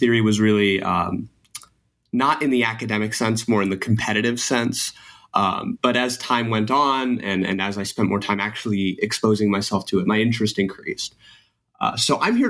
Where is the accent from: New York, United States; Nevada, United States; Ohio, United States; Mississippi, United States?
New York, United States; now in Florida, United States; I'm from New York primarily, but right now I'm living in Florida